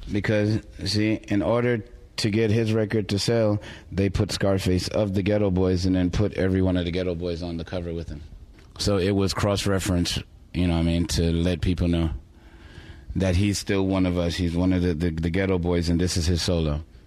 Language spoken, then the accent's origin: English; New York City, New York, United States; moved away; also born or lived in Houston; grow up around it like I did in Brooklyn